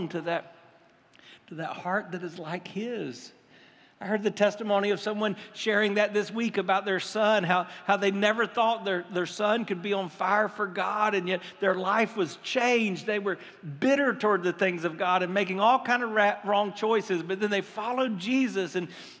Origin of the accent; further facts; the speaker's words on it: United States; We're American.